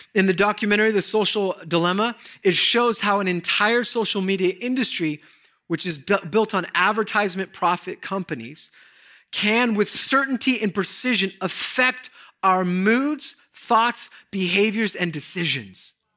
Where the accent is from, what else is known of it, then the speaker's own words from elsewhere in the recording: Southern California, United States; I grew up in Southern California.